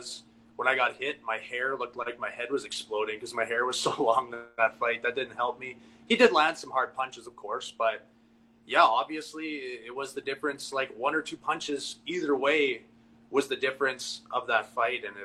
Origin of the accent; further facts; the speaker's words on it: Edmonton, Alberta, Canada; I'm from Edmonton